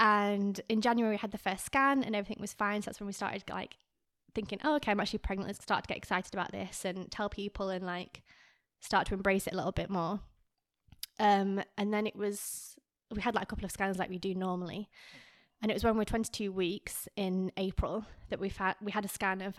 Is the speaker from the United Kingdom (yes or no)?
yes; England, United Kingdom; now in France; I was like, no, I'm from England. He's from France. We met in Australia.